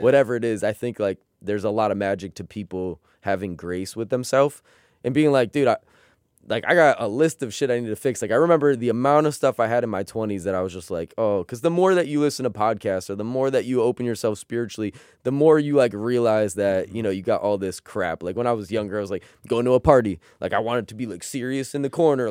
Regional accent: United States; We grew up in America.

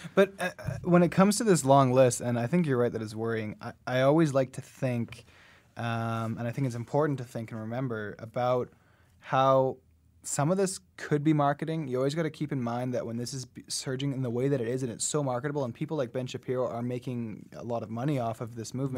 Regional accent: Canada; I was from Canada

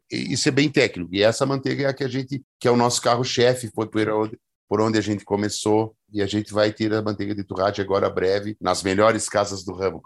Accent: Gaúcho, Rio Grande do Sul, Brazil; eu acho que eu sou gaúcho

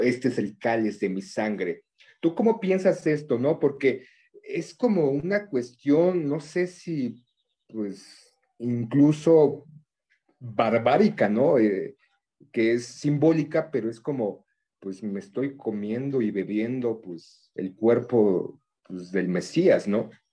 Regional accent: Mexico; desde niños nos inculcan de alguna forma pues somos de México, somos un país cristiano católico

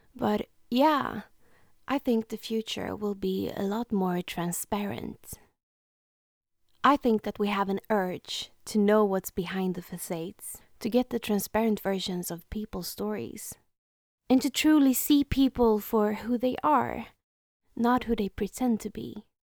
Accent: Sweden; first language Swedish; English is a second language; First of all, English is not my native language. I'm from Sweden, so it would be more natural to speak in Swedish.

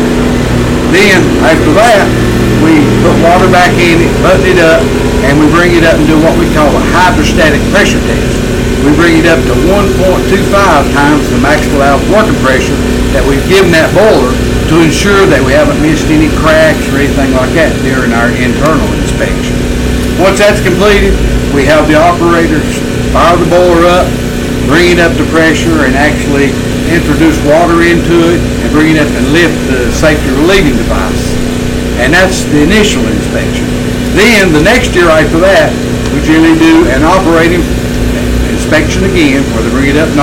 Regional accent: Maggie Valley, North Carolina, United States; moved away; I'm from Maggie Valley, which is in Haywood County originally

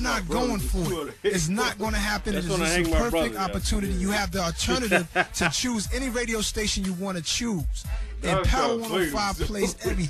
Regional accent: Queens, New York, United States; I ain't no sucker, man. I'm right here. I'm made from Queens.

